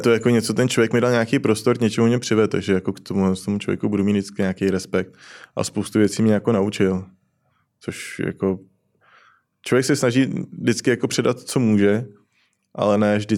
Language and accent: Czech; Plzeň, Plzeň Region, Czechia; Já jsem z Plzně.